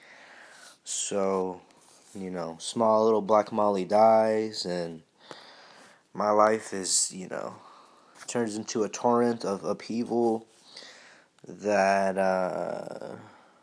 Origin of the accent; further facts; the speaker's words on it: United States; growing up in the United States is not fucking easy by any fucking stretch of the imagination